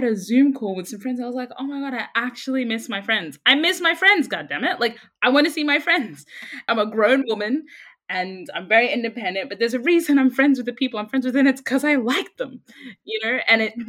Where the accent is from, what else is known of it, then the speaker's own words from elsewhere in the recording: Brisbane, Queensland, Australia; moved away as an adult; also born or lived in Sudan; now in London, United Kingdom; I grew up in Brisbane